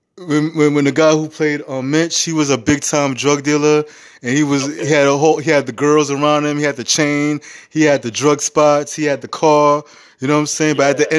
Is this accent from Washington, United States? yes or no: no; New York City, New York, United States; I grew up in the Bronx in the 80s and 90s.